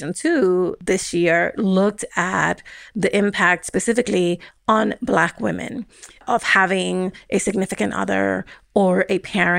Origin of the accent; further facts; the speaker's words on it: New York City, New York, United States; I grew up in the South Bronx in the 80s and 90s